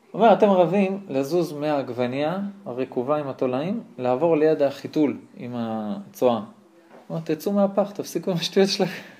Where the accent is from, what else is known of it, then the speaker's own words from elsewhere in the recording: Israel; אני, הוא הונגרי שגדל פה, אני הונגרי שגדל פה, רק אני גם מקיים מצוות.